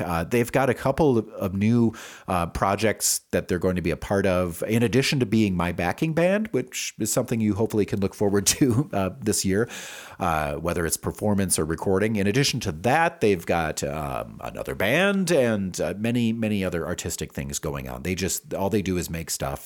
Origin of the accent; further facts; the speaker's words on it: Wisconsin, United States; now in Albuquerque, United States; We're all also former Wisconsinites